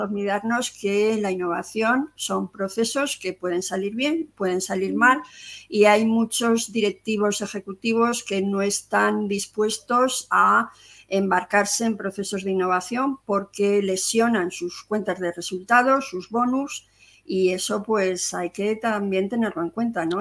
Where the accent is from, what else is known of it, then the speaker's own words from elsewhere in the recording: Zaragoza, Aragon, Spain; moved away as an adult; also born or lived in Madrid; Yo soy de Zaragoza y me vine a Madrid a hacer un máster